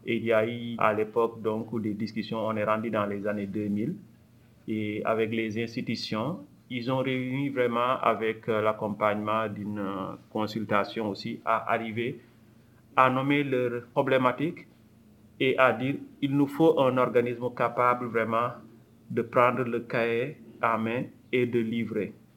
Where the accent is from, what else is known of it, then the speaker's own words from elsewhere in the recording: Senegal; also born or lived in France; now in Montreal, Canada; Je suis né au Sénégal, j'ai fait mes études en France et je suis arrivé au pays, euh, le Québec, en 2007